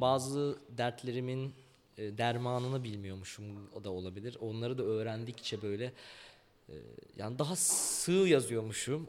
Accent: Ankara, Turkey; ben Cebeci'de Seyhan sokakta doğdum. Yani büyüdüm orada. Hı. 12 yaşıma kadar orada kaldım.

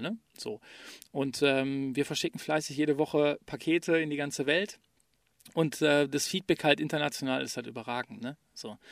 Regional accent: Ruhr area, North Rhine-Westphalia, Germany; die Geschichte meiner Heimat zu erzählen. Nämlich die Geschichte des Ruhrgebiets

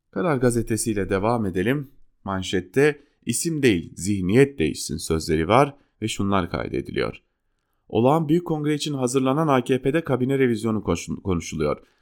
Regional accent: Turkey; ben Türk'üm demekten onur duyuyorum.

